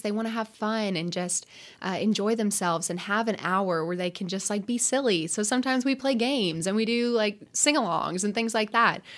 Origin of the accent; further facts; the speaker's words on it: Lexington, Kentucky, United States; I grew up in Lexington